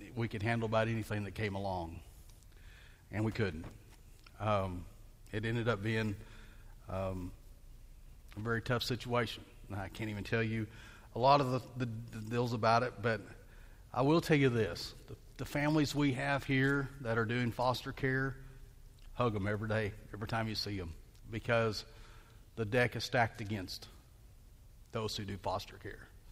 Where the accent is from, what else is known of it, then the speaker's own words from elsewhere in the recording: Bentonville, Arkansas, United States; I grew up in Bentonville, Arkansas